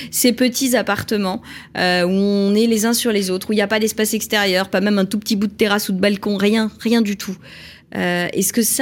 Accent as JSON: {"language": "French", "town": "Paris", "region": "Île-de-France", "country": "France", "said": "moi, je suis la méchante parisienne."}